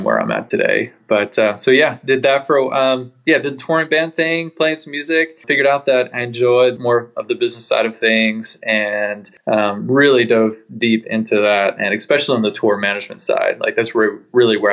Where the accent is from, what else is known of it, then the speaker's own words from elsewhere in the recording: Annapolis, Maryland, United States; now in Carlsbad, United States; I was born and raised in Annapolis, Maryland, but currently living in Carlsbad, California